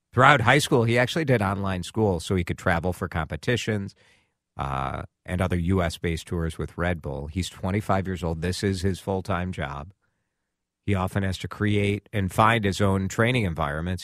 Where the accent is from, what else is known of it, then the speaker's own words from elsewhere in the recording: Maple Grove, Minnesota, United States; my hometown